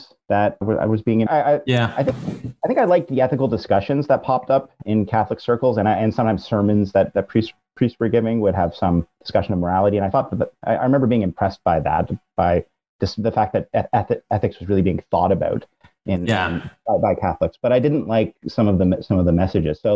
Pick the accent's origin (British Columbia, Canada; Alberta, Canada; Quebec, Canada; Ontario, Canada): Ontario, Canada; Brampton; I grew up in Brampton, which is about 40 minute drive northwest of Toronto. I'm Canadian.